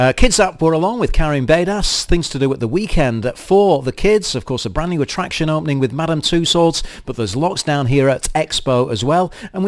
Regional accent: Manchester, North West England, United Kingdom; now in Dubai, United Arab Emirates; I'm from Manchester in the UK.

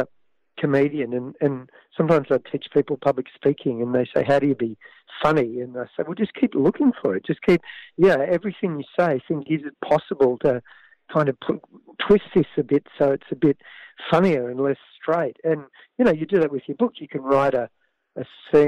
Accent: Canberra, Australian Capital Territory, Australia; my own childhood growing up in Canberra

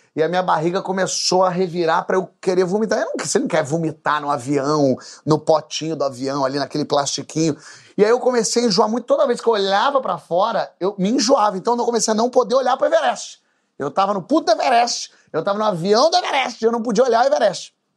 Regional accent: Brazil; a gente é brasileiro

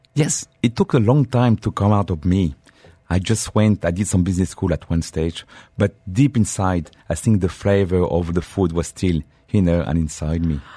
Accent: Normandy, France; English is a second language; moved away as an adult; now in United Arab Emirates; I grew up in my dear country, uh, eh, village of Normandy

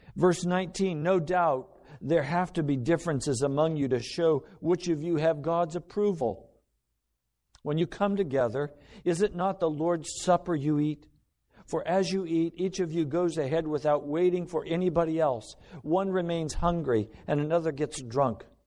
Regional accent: United States; everything I've been taught as an American

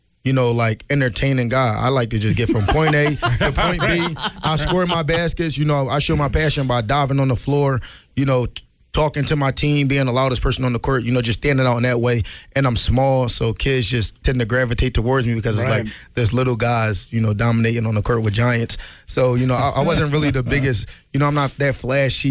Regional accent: Philadelphia, Pennsylvania, United States; I'm from Philly

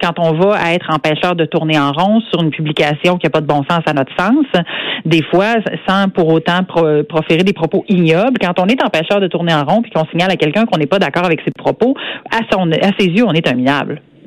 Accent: Saint-Georges, Quebec, Canada; je, viens euh, d'une petite municipalité en région. Euh, je viens de Saint-Georges-de-Beauce

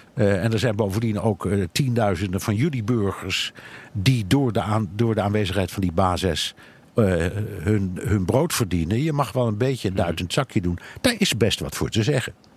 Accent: Netherlands; moved away as an adult; now in New York, United States

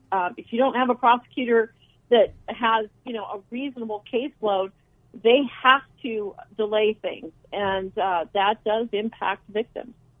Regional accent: Phoenix, Arizona, United States; I was born in Phoenix and I grew up here

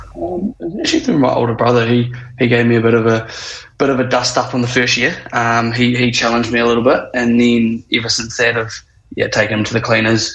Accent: Wellington, New Zealand; born and raised in Wellies

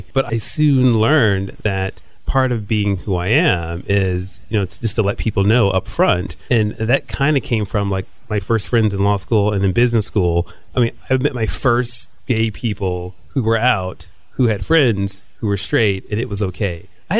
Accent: Houston, Texas, United States; I'm from Houston.

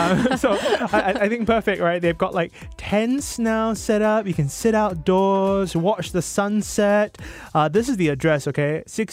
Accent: Singapore; also born or lived in Bukit Panjang; I grew up in the West, like super, super West side, like I grew up Jurong East and Jurong West, and I went to school at Jurong Primary School

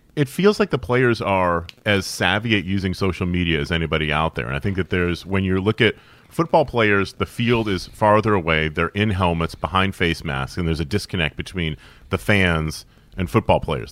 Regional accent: Syracuse, New York, United States; Growing up in Syracuse, New York in the eighties and the early nineties

